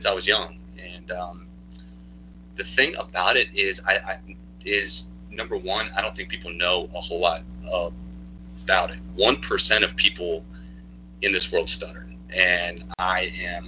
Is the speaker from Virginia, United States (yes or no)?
yes; Newport News, Virginia, United States; I was born here in Newport News, Virginia, at Riverside, and so was my wife. We were actually born 11 days apart and didn't even know it back in 1983. Born here, raised here